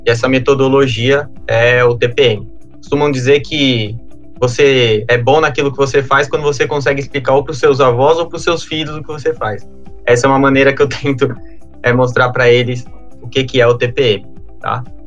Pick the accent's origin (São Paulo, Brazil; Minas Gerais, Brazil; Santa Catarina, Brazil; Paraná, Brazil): São Paulo, Brazil; eu sou paulistano